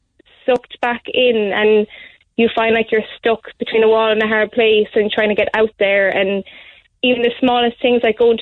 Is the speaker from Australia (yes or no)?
no; Gort, Connacht, Ireland; moved away as an adult; also born or lived in Galway; now in Carrigaline, Ireland; I'm from Gort